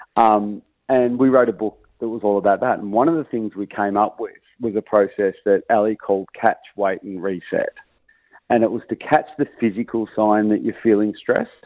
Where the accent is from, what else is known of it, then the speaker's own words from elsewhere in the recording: Australia; I'm Australian